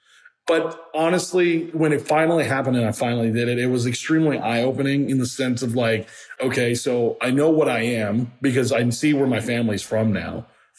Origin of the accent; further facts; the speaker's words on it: Miami, Florida, United States; moved away as an adult; also born or lived in Puerto Rico; now in Atlanta, United States; I always kind of felt like a fish out of water growing up in Miami.